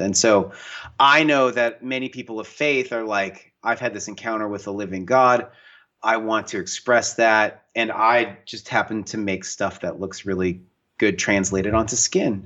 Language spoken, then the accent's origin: English; the Northwest, Pacific Northwest, United States; I grew up in the Northwest, in the mountains, in the woods